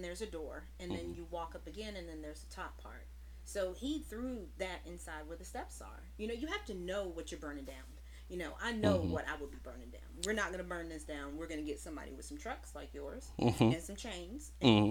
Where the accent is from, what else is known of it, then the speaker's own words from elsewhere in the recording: Fayetteville, North Carolina, United States; I am native of Fayetteville. Born and raised.